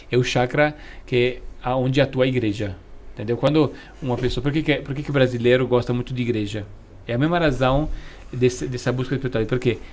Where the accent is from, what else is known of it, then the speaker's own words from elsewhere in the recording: Italy; Tipo, eu, por exemplo, que vim da Itália.